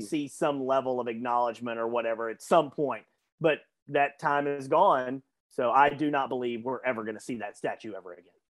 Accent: Arkansas, United States; I, I'm from Arkansas

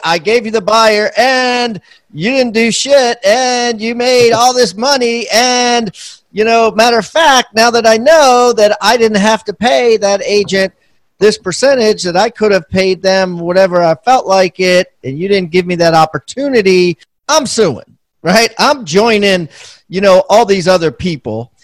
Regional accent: Maryland, United States; I'm from Maryland

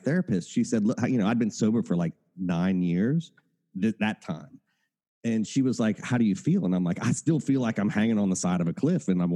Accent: Appalachia, United States; I come from Appalachia.

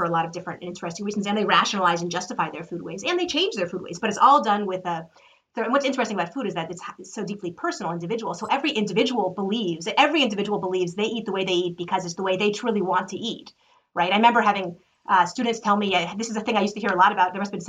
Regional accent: United States; as an American

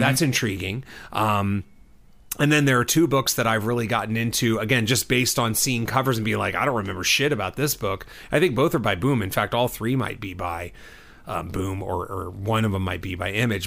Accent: Southern California, United States; I'm from Southern California

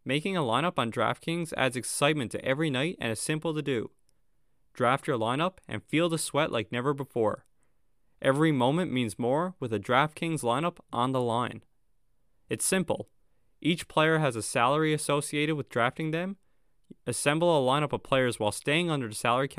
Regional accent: Newfoundland and Labrador, Canada; being from Newfoundland

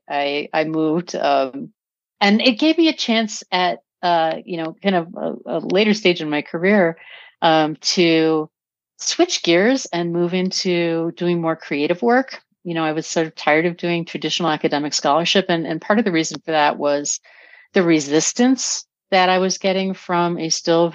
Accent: Milwaukee, Wisconsin, United States; moved away as an adult; now in Boulder, United States; originally, I'm from Milwaukee, Wisconsin.

